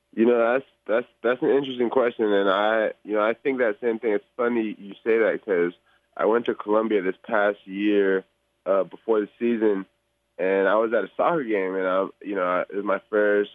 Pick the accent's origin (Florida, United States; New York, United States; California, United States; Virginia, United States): California, United States; Bay Area; I'm from the Bay Area